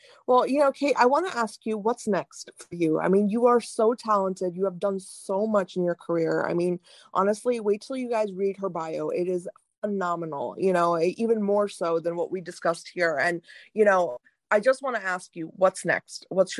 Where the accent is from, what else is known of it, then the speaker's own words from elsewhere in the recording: India; listen, as an Indian woman, I'm telling you, like, you are one of the only real Indian women I've seen on social media.